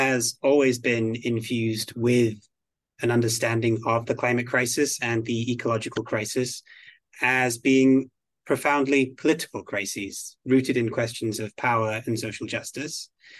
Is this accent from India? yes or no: no; Belgium; also born or lived in United Kingdom; now in United States; Originally, I'm from the United Kingdom. I grew up in Belgium, where I went to an international school. And then I came to the United States on an exchange program at university. I fell in love with California and decided to stay.